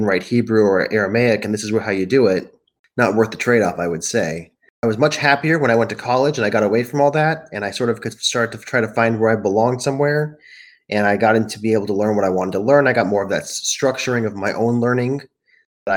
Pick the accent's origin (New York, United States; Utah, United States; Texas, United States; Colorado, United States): Colorado, United States; Colorado Springs; also born or lived in Denver, Colorado; now in Oregon, United States; I was growing up in Colorado Springs